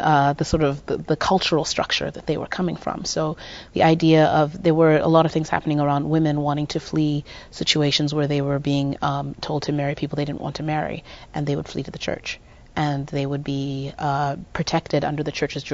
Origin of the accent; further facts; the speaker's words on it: Zimbabwe; moved away as an adult; also born or lived in Midwest, United States; now in United States; I grew up in Zimbabwe till the age of 19